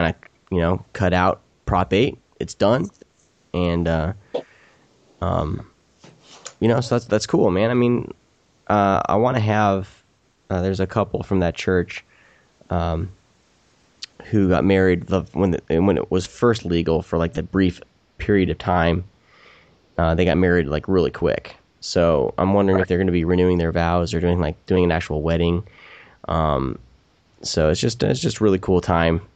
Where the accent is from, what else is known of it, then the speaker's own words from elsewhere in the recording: Iowa, United States; moved away; I'm actually originally from Iowa